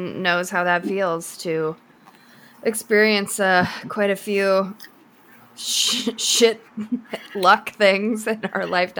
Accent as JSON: {"language": "English", "country": "United States", "said": "I hate being American."}